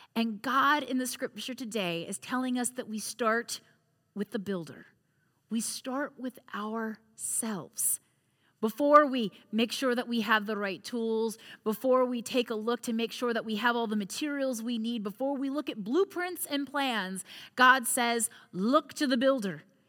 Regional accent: United States; also born or lived in Crozet, Virginia; as an American, as a neighbor here in Crozet

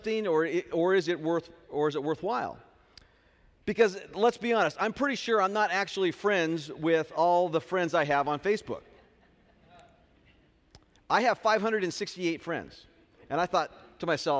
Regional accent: Southern California, United States; now in Hanford, United States; I am from Southern California

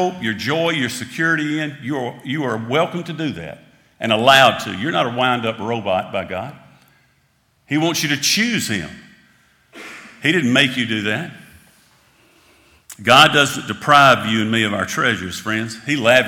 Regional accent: United States; As an American

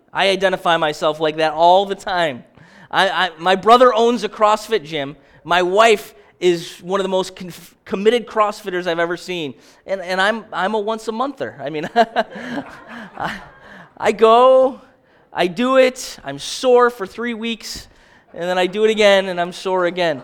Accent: Baldwinsville, New York, United States; I'm from Baldwinsville

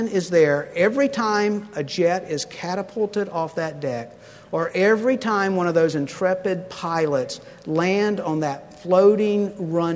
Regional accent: Pensacola, Florida, United States; I grew up in Pensacola, and there's a huge naval air station there

